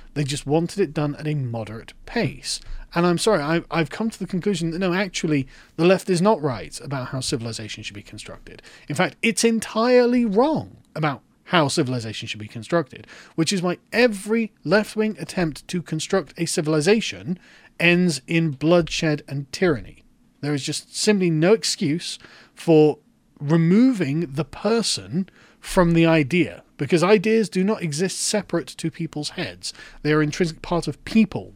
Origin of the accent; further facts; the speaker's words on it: England, United Kingdom; I am an Englishman. I live in England.